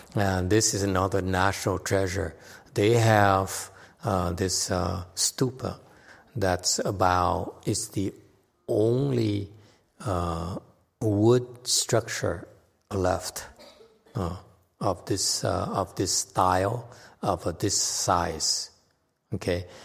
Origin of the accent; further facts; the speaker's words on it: United States; I'm so American.